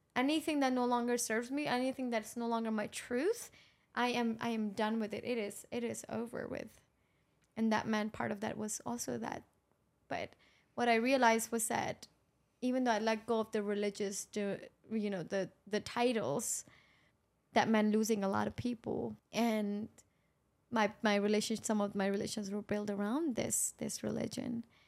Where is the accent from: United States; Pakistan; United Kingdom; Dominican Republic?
Pakistan; moved away; I grew up in Pakistan